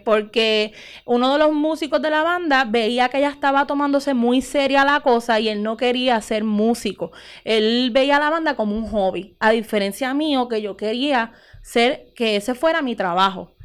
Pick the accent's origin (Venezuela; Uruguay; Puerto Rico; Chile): Puerto Rico; Utuado; moved away as an adult; also born or lived in Mayagüez; soy de aquí, nacida y criada en Utuado